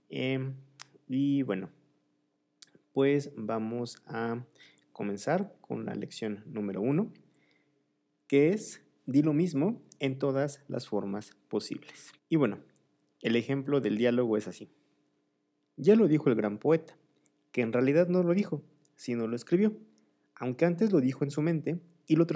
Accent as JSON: {"language": "Spanish", "region": "Mexico City", "country": "Mexico", "said": "es un poco peligroso incluso para los que somos de aquí de la Ciudad de México."}